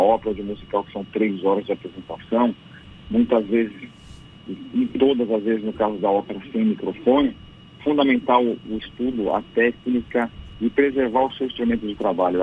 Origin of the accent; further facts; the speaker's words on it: São Paulo, Brazil; Eu cresci num coral em São Paulo